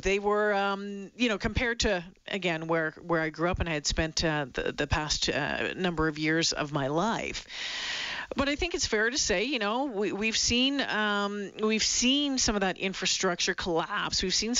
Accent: Northern Ontario, Canada; moved away as an adult; now in Alberta, Canada; remember when I left Northern Ontario? And, you know, growing up in Northern Ontario

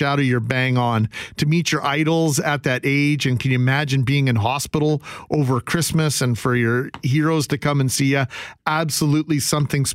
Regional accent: Winnipeg, Manitoba, Canada; growing up in Winnipeg, meeting all the Jets and meeting all the Blue Bombers

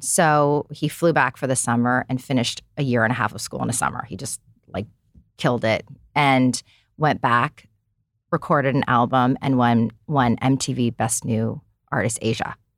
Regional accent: United States; I'm an American kid

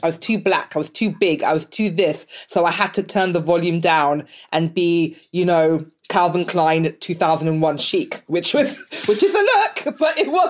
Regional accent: Nigeria; I'm Nigerian, but I have some Benin in me as well, and Togo.

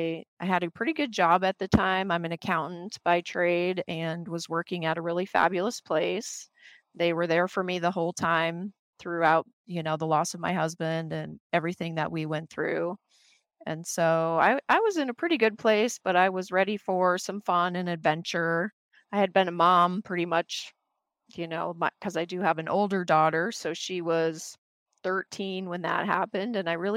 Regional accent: North Dakota, United States; moved away as an adult; also born or lived in Wisconsin / Wyoming; now in Phoenix, United States; I grew up in the Midwest, originally born in North Dakota, moved to Wisconsin, then lived in Wyoming, just, you know, kind of a country girl living the simple life.

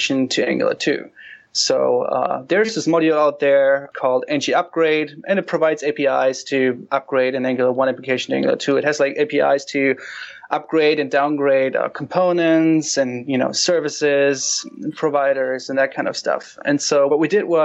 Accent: Hanover, Lower Saxony, Germany; I'm from Hanover, Germany.

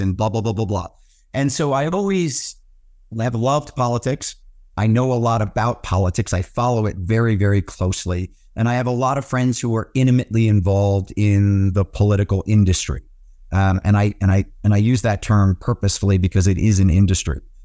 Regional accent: Washington, District of Columbia, United States; I grew up in Washington, D C.

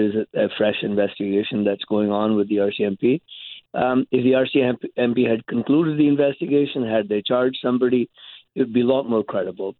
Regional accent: India; moved away as an adult; now in Canada; I grew up in India in the shadow of the Nehrus and the Gandhis

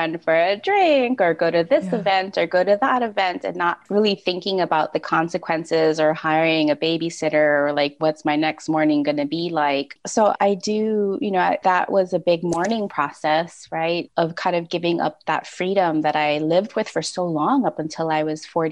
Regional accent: Hawaii, United States; I grew up in Hawaii

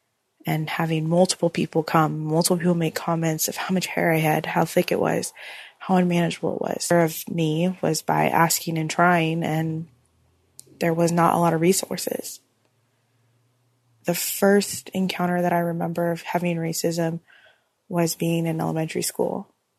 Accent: Oregon, United States; I'm 29 years old, and I'm from Oregon.

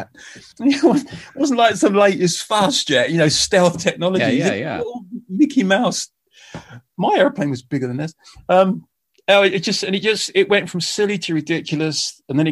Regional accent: United Kingdom; I'm a British musician

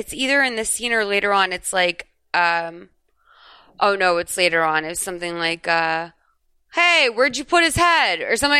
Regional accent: Ireland; I'm Irish. Like, no. And I don't think I was part of the Irish mob for sure.

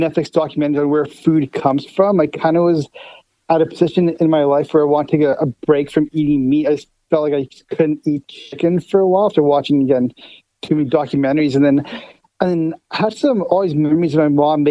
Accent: Winnipeg, Manitoba, Canada; we're actually both born in Winnipeg.

